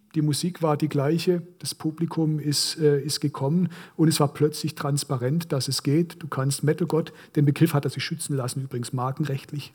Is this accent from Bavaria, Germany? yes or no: no; Korntal, Baden-Württemberg, Germany; Ich bin eben in Korntal aufgewachsen, pietistisch geprägte äh, Kleinstadt